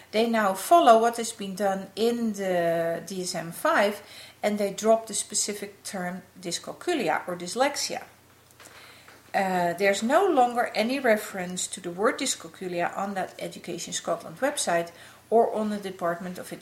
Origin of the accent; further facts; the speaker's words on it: Netherlands; the city of Amsterdam in my home country